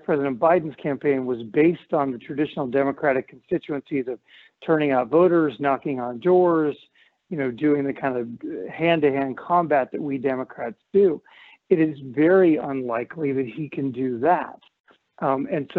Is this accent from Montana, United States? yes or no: yes; Montana, United States; My home state of Montana